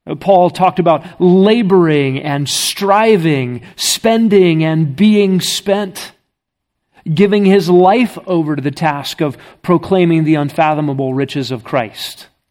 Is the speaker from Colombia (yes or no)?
no; United States; I'm from America. I don't speak Russian.